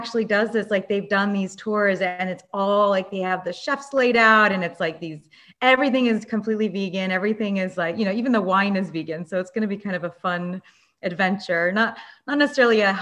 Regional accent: Los Angeles, California, United States; I grew up in Los Angeles

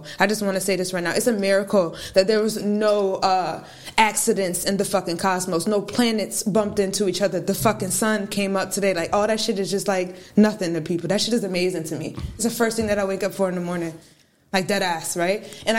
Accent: Syracuse, New York, United States; I am from Syracuse, New York. My parents were in the military, though, so we moved around a lot. I moved back here. I was born here, right across. Moved when I was three, and then I came back in eighth grade.

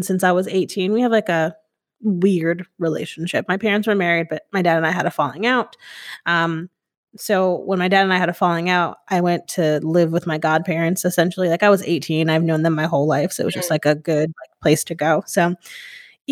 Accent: Hamden, Connecticut, United States; moved away as an adult; now in Austin, United States; I grew up in Hamden, Connecticut, born and raised in Connecticut, went to college there

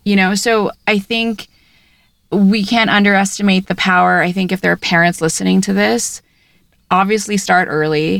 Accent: Philippines; moved away; I grew up in the Philippines and I speak both Tagalog

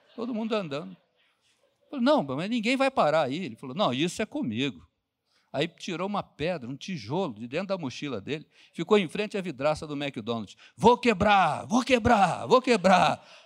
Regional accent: Rio de Janeiro, Brazil; Eu, eu fui criado lá em Bangu

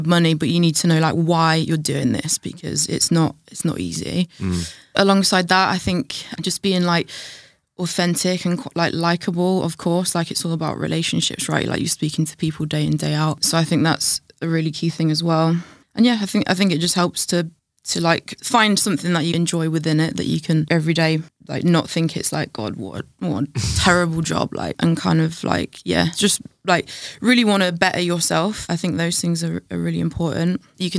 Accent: Scunthorpe, Yorkshire and the Humber, United Kingdom; now in London, United Kingdom; A place called Scunthorpe in North Lincolnshire.

